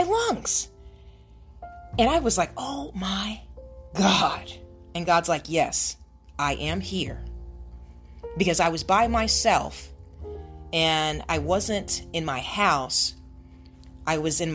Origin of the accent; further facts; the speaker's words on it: Ohio, United States; now in California, United States; I live in California, but I'm from Ohio. So both of my parents are in Ohio.